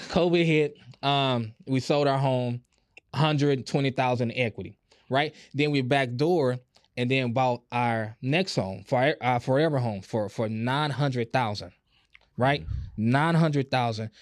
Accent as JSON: {"language": "English", "town": "Houston", "region": "Texas", "country": "United States", "tie": "born or raised there", "said": "I grew up on Club Creek and, and, and Fifth Ward"}